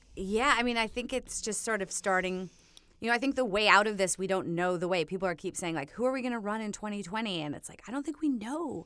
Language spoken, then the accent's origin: English; Minnesota, United States; me growing up in Minnesota